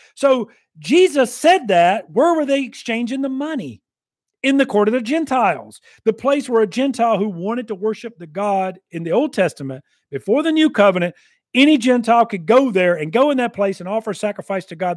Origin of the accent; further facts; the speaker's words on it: United States; I'm an American, I'm glad to be an American and all that, I'm a veteran